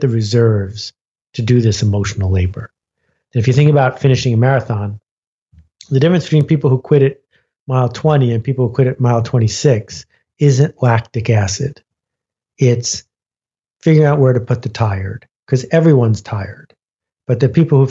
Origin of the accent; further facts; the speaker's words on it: Buffalo, New York, United States; also born or lived in Algonquin Park, Ontario; I grew up in Buffalo, New York